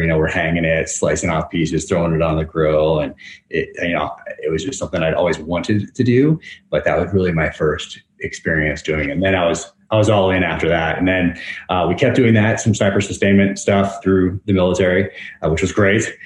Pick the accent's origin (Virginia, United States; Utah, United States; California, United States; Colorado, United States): California, United States; north of San Francisco, Northern; I grew up in Northern California